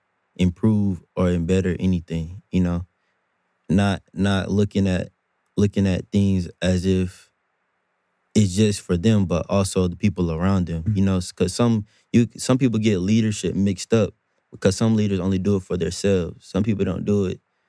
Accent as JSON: {"language": "English", "town": "Durham", "region": "North Carolina", "country": "United States", "said": "I'm from Durham"}